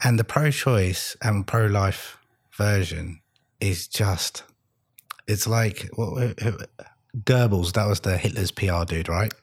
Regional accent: London, United Kingdom; moved away as an adult; I grew up in London in the 80s

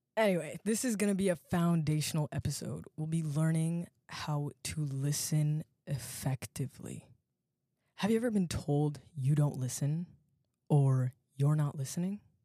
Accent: Alexandria, Virginia, United States; I'm from Alexandria, Virginia

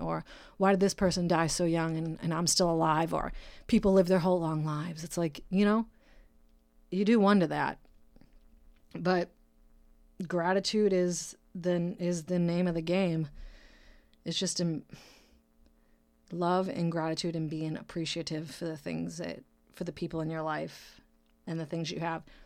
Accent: Brockton, Massachusetts, United States; now in California, United States; my city, Brockton, Massachusetts. That's my hometown. I'm uh, born and raised, that's where I'm from

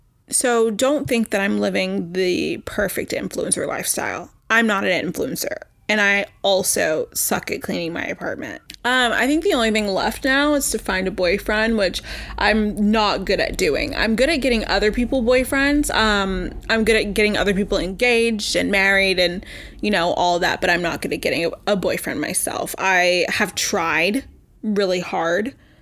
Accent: Texas, United States; now in New York, United States; So I live in New York. I came from Texas, and yeah, that's about it.

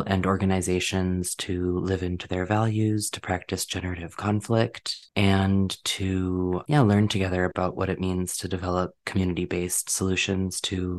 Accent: Minnesota, United States; moved away; So I grew up in Minnesota

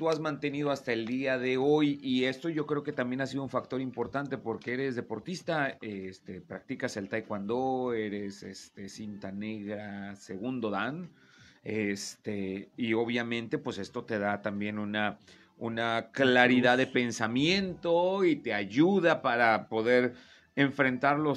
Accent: Torreón, Coahuila, Mexico; De aquí soy, de Torreón, Coahuila.

